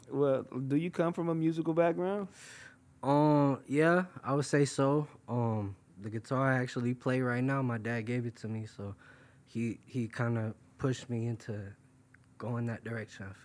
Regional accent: New York, United States; also born or lived in Florida; I'm from originally. I'm from New York. Um, right now I live in Florida. Um, my parents they they got divorced when I was real young, so it kind of shifted me between the two states.

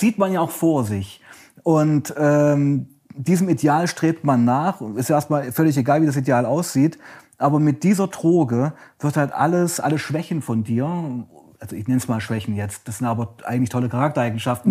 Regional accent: Saxony, Germany; also born or lived in Weißenfels, Saxony-Anhalt / Leipzig; Ich komme aus Sachsen

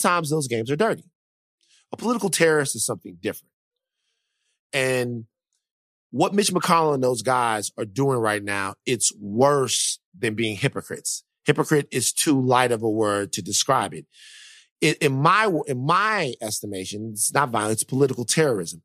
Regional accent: Louisiana, United States; I am from Louisiana

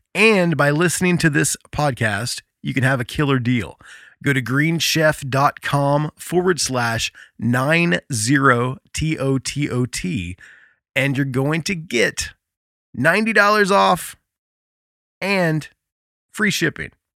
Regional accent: Indiana, United States; my home state of Indiana

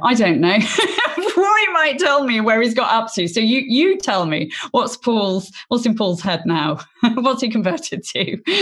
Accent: Oxford, South East England, United Kingdom; I was born in Oxford and went to Oxford University

